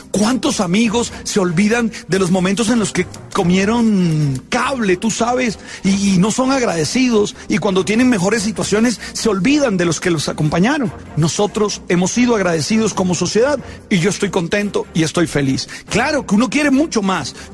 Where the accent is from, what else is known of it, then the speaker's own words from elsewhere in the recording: Colombia; Esos muchachos nos hicieron sentir orgullosos de ser colombianos.